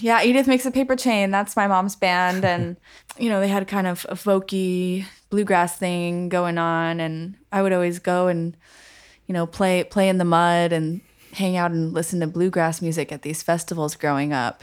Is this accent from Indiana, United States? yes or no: no; Colorado Springs, Colorado, United States; moved away; also born or lived in Minnesota / Berkeley; I'm originally from Colorado Springs, Colorado. I was born in Minnesota, but I, I moved to Colorado when I was pretty young, so I consider myself a native.